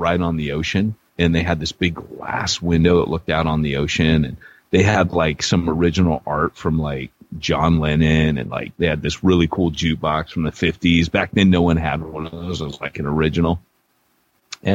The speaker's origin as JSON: {"language": "English", "country": "United States", "said": "I'm from America"}